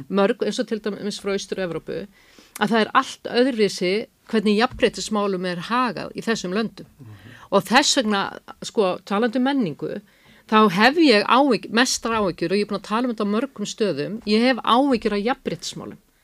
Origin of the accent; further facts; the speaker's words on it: Iceland; við erum Íslandingar